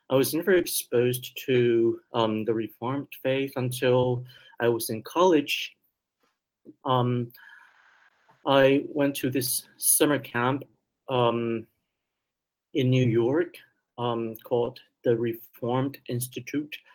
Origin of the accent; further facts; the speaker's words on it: Vancouver, British Columbia, Canada; English is a second language; also born or lived in Taiwan; I was born in Taiwan and I immigrated to Canada with my